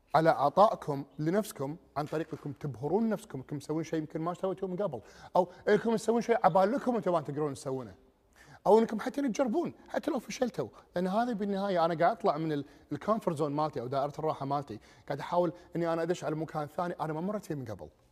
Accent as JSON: {"language": "Arabic", "country": "Kuwait", "said": "ديرتنا اللي هي الكويت"}